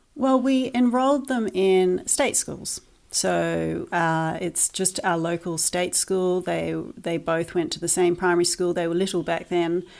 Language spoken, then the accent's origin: English; New Zealand; moved away as an adult; also born or lived in Christchurch, New Zealand / United Kingdom; We are originally from New Zealand